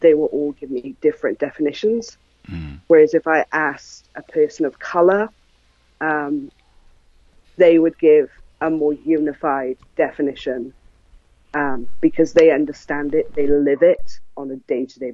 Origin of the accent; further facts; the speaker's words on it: South Wales, United Kingdom; I'm from South Wales in the United Kingdom.